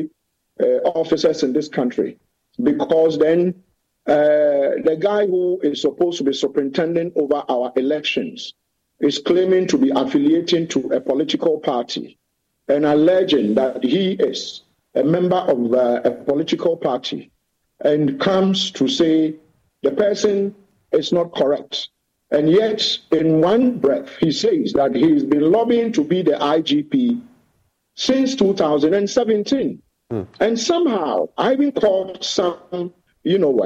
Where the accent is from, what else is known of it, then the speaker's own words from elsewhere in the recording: Kumasi, Ashanti, Ghana; also born or lived in Upper West Region, Ghana; I grew up in Kuma